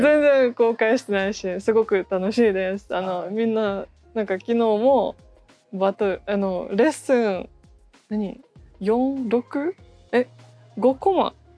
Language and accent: Japanese; Russia; Japanese is a second language; moved away as an adult; now in Japan; ロシアから来ました。日本では8年ぐらい住んでいて